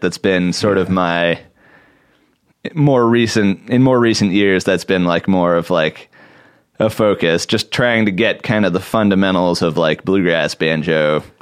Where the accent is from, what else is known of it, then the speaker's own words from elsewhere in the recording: Portland, Oregon, United States; I grew up in Portland, Oregon